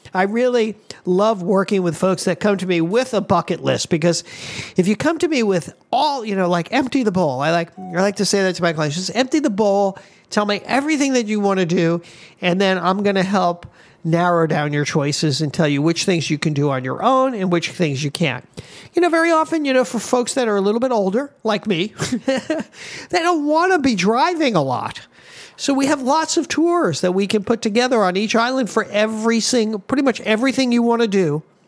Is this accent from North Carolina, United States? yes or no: no; Miami, Florida, United States; moved away as an adult; now in Hawaii, United States; I'm from Miami.